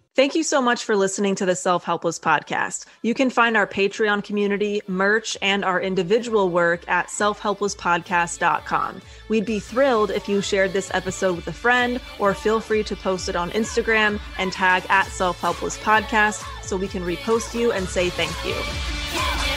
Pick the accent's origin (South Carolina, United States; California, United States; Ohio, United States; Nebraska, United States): California, United States; I grew up in California